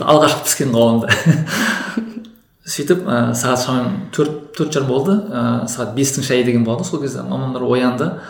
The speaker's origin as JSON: {"language": "Kazakh", "region": "Kyzylorda Region", "country": "Kazakhstan", "said": "өзім қызылорда облысынан боламын"}